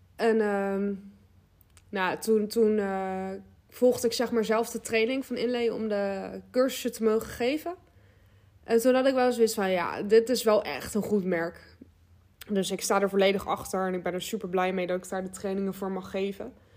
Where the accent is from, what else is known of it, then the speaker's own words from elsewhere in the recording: Westland, South Holland, Netherlands; ik kom uit Westland, dus dat, eh, ja, dat ligt gewoon tegen Den Haag aan